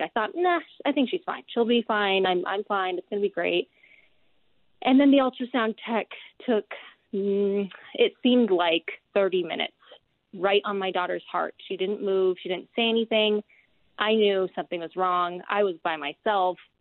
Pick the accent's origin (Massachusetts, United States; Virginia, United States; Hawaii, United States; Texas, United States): Hawaii, United States; now in Utah, United States; I'm natively from Hawaii, and so to be here in Utah